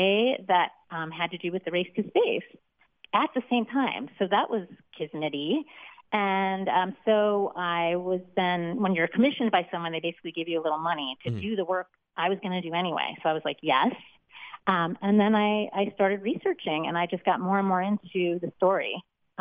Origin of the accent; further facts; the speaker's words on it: Gary, Indiana, United States; I'm from Gary, Indiana